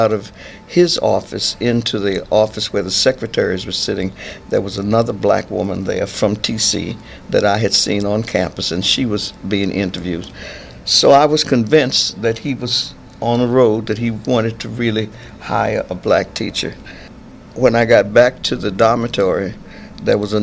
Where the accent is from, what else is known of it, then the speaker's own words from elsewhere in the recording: Virginia, United States; moved away as an adult; also born or lived in Brooklyn, New York / Lynchburg, Virginia; now in Rockland County, United States; my family was from Virginia, and I never went to school in New York. My parents moved back to Virginia in time for me to go to school